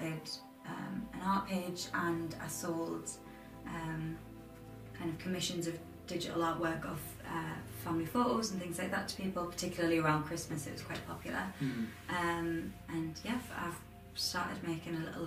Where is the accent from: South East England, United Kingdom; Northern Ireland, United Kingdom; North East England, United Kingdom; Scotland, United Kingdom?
North East England, United Kingdom; Durham; also born or lived in Manchester; I'm from Durham